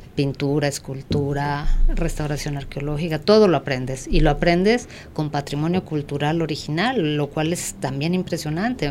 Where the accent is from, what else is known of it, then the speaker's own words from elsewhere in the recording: Mexico City, Mexico; yo soy mexicana, obviamente, eh, nací aquí en la Ciudad de México y aquí estudié